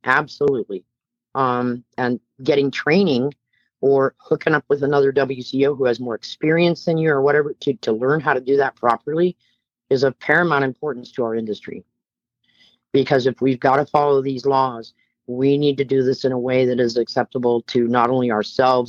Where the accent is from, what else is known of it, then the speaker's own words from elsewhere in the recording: Bay Area, California, United States; I'm a California native. I was born and raised in the Bay Area of California